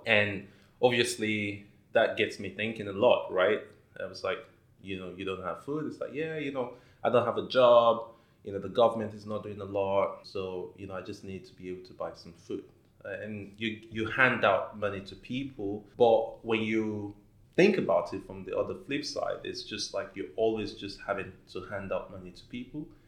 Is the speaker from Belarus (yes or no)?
no; Nigeria; moved away as an adult; now in Dubai, United Arab Emirates; I'm originally from Nigeria